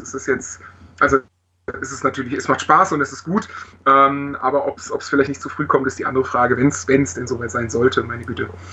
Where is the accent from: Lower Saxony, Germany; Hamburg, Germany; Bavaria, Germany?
Bavaria, Germany; Augsburg; also born or lived in Heidenheim; Ursprünglich komme ich aus Augsburg und wohne da.